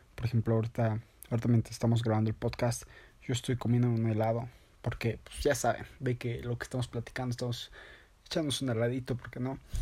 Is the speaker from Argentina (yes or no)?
no; Sonora, Mexico; soy de Sonora